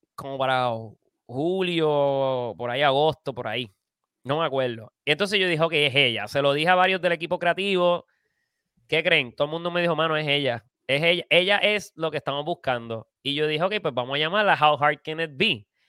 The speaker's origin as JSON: {"language": "Spanish", "country": "Puerto Rico", "said": "somos boricuas"}